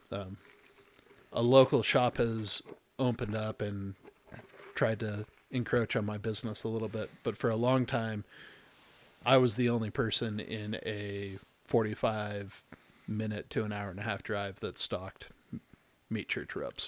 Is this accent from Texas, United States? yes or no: yes; Texas, United States; moved away; I'm originally from Texas